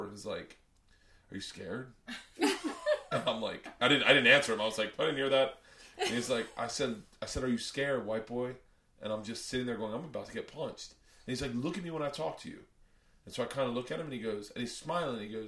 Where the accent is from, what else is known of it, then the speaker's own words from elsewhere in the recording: the South, United States; moved away; also born or lived in New York; growing up in the South